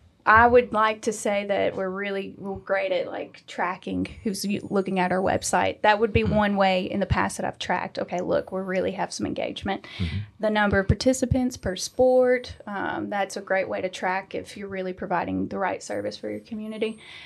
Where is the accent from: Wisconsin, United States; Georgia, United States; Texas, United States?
Georgia, United States; Cartersville; I grew up in Cartersville, went to college at Jacksonville State University.